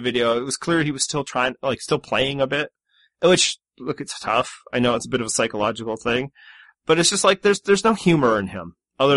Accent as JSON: {"language": "English", "country": "Canada", "said": "I'm from Communist Canada"}